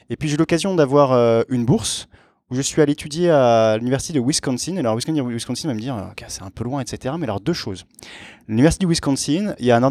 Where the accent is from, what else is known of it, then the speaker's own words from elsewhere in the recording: Aix-en-Provence, Provence-Alpes-Côte d'Azur, France; je viens du sud de la France. Euh, d'Aix-en-Provence. Et euh, petite caractéristique, je suis, euh, j'ai été élevé dans une culture franco-hellénique, si on, si on peut dire. mon père est français, ma mère est grecque.